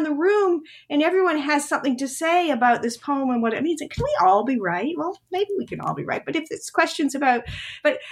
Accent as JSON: {"language": "English", "town": "Montreal", "region": "Quebec", "country": "Canada", "also_born_or_lived": "Toronto", "moved": "as an adult", "lives_now": "United States", "said": "I'm from Montreal and in Quebec. After high school, you go to what's called Cégep."}